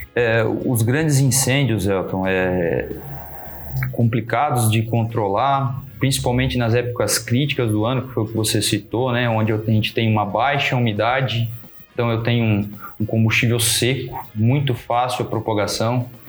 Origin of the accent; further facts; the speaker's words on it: Pederneiras, São Paulo, Brazil; moved away as an adult; also born or lived in Bauru, Brazil; now in Lençóis Paulista, Brazil; Eu sou nascido e criado em Pederneiras